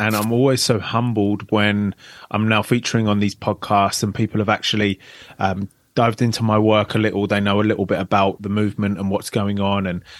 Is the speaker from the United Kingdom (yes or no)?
yes; London, United Kingdom; I grew up in the outskirts of London.